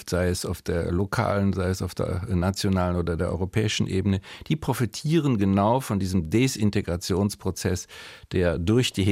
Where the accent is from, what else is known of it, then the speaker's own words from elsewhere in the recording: Germany; wir als Deutsche